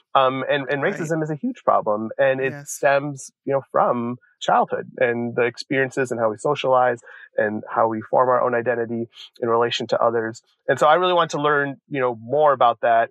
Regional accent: Joliet, Illinois, United States; when I was around six or seven growing up in Joliet, Illinois

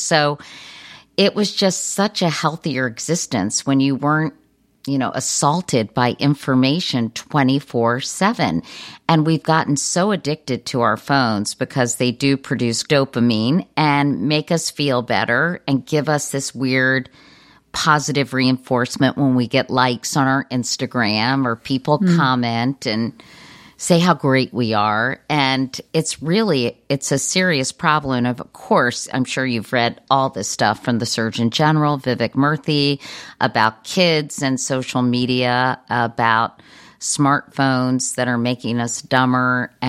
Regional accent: Virginia, United States; We did on our kitchen table growing up in Virginia.

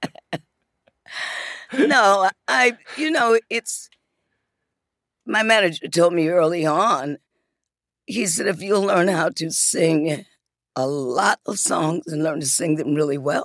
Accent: Detroit, Michigan, United States; also born or lived in Muskegon, Michigan; when we got to Detroit, we hadn't gotten to the area where we eventually wound up with me across the street from, across the alley from …

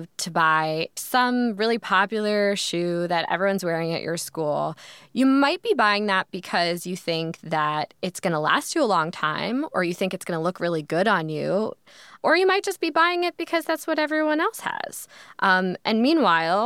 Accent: New York, United States; I'm a New Yorker.

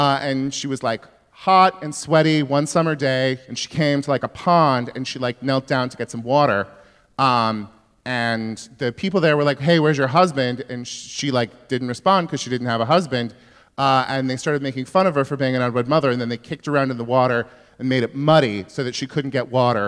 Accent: Yuba City, California, United States; I'm from Northern California

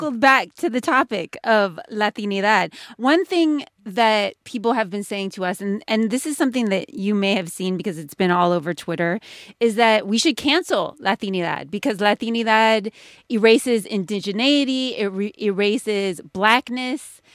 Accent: Haiti; I'm Haitian

